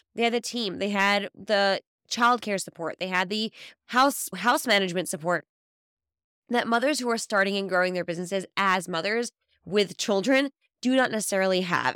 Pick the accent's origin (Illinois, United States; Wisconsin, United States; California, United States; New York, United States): New York, United States; now in Israel; I'm originally from New York, but I live in Israel now